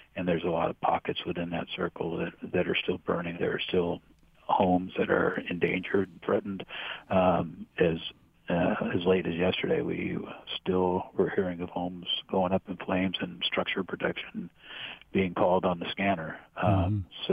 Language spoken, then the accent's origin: English; Chico, California, United States; I was born in Chico, raised here, went to college here, kind of grew up here